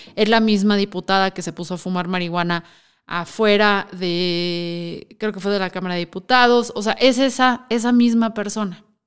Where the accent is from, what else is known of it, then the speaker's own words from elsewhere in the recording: Mexico; como mexicanos